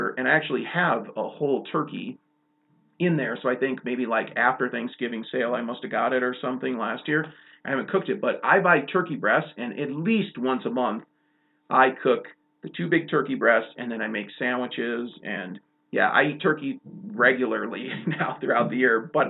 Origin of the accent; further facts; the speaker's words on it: Chicago, Illinois, United States; now in Montana, United States; growing up in Chicago